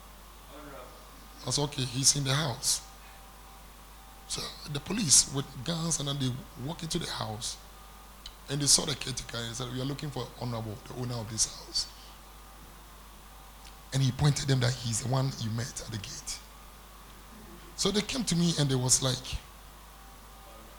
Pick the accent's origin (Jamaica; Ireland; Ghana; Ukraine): Ghana; moved away as an adult; also born or lived in Accra, Ghana; When I came to Accra, I moved from my hometown. I came on down to Accra